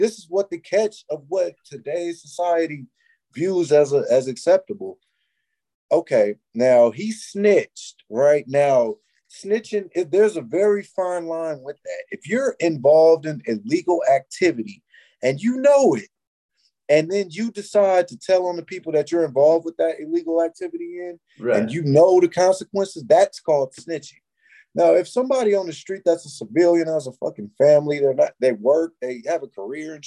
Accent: California, United States; I'm a Californian and I knew like what's going on in California

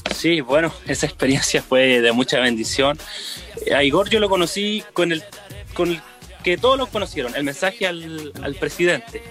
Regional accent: Temuco, Araucanía, Chile; also born or lived in Rancagua; Yo soy del sector de Temuco, porque he estado en, pueblos chicos, pero muy, muy apegados a Temuco, así que siempre ha sido este mi sector

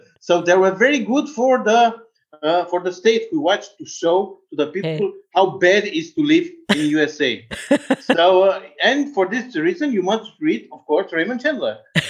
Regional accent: Bucharest, Romania; English is a second language; I'm from Bucharest

